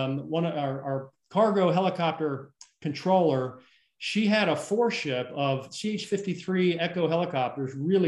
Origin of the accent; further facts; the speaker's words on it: South Carolina, United States; my home state of South Carolina